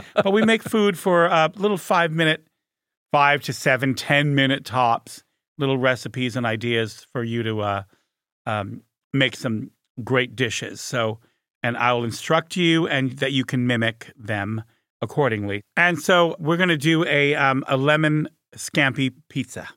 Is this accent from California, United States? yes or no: yes; Beverly Hills, California, United States; I grew up in Beverly Hills